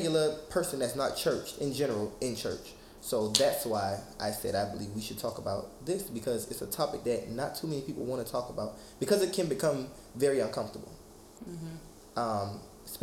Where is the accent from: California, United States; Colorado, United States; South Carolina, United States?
South Carolina, United States; Charleston; I'm from Charleston, South Carolina.